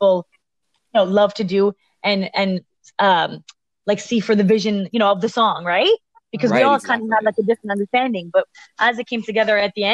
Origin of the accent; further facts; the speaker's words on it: Toronto, Ontario, Canada; We are from, we're from Toronto